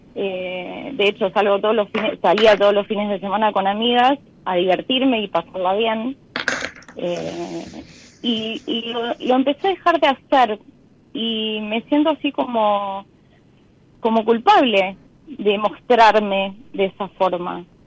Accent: Buenos Aires Province, Argentina; moved away as an adult; now in Mar del Plata, Argentina; hace 21 años que estoy viviendo en Mar del Plata, era de Buenos Aires, de provincia

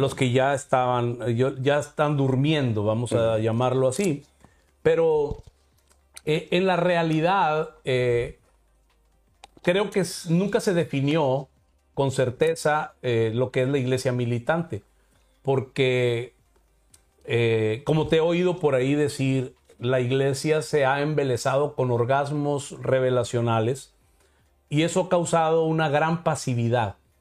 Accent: Mexico; yo como mexicano

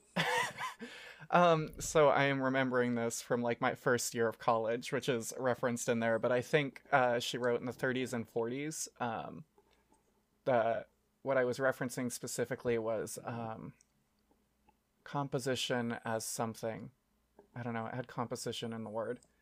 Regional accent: United States; now in Japan; we're American

